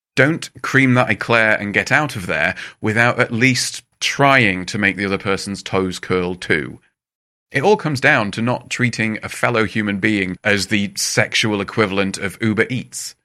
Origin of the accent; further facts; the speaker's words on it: England, United Kingdom; as an English person